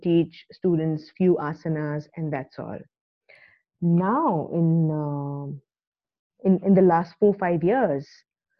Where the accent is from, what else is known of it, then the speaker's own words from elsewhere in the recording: Delhi, India; We are from Delhi